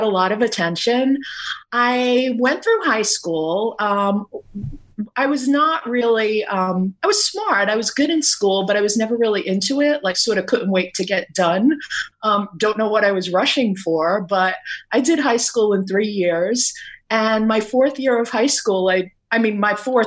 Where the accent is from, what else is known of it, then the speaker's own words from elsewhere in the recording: New York City, New York, United States; also born or lived in Brooklyn, New York / Staten Island, New York; I was born in Brooklyn, raised in Queens, moved to Staten Island about 30 years ago.